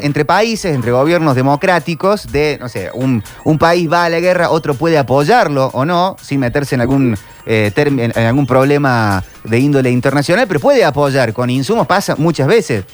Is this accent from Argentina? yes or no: yes; Córdoba, Argentina